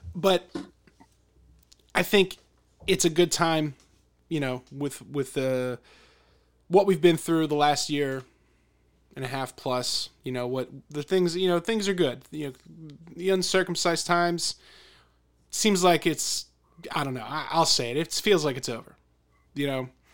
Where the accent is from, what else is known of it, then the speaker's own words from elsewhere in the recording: Philadelphia, Pennsylvania, United States; growing up in Philadelphia, in this region